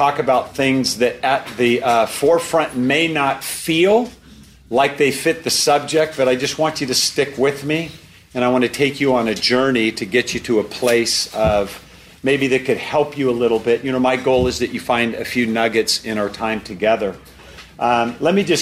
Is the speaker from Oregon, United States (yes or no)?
yes; Portland, Oregon, United States; I'm from Portland, Oregon.